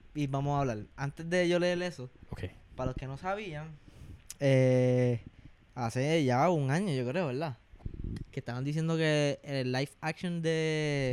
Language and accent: Spanish; Puerto Rico; como boricuas